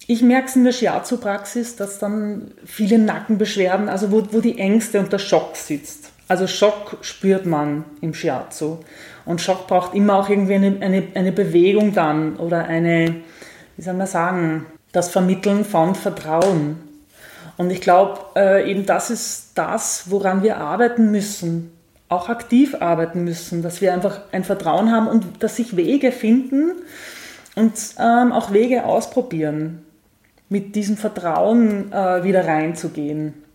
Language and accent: German; Upper Austria, Austria; now in Vienna, Austria; wir sind ja beide aus Oberösterreich, aber leben ja. jetzt beide